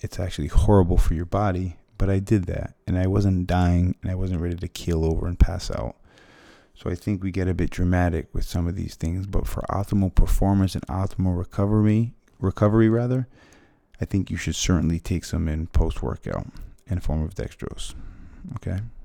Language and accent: English; Fall River, Massachusetts, United States; moved away; I'm from Fall River, Massachusetts